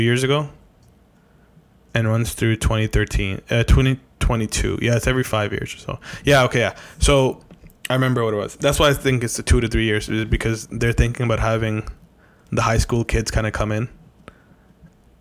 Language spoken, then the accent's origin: English; Canada; we're Canadian